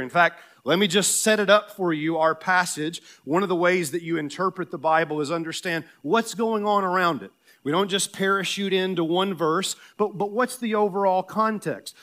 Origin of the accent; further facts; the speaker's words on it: Tennessee, United States; I'm from Tennessee